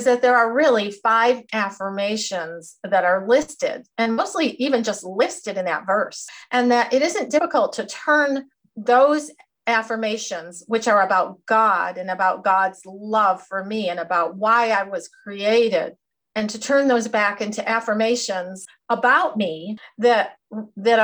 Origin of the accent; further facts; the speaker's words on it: Jamestown, New York, United States; also born or lived in Cedarville, Ohio; I was born and raised here in Jamestown, New York